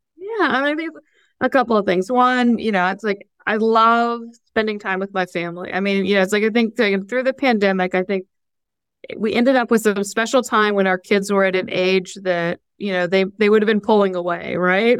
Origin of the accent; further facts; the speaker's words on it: Fort Wayne, Indiana, United States; moved away; also born or lived in Columbus, Ohio; I grew up in Fort Wayne